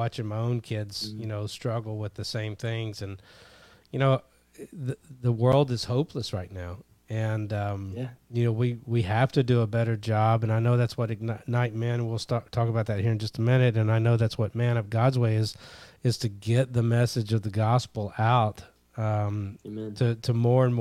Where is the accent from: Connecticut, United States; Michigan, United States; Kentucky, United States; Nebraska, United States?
Kentucky, United States; I grew up in Kentucky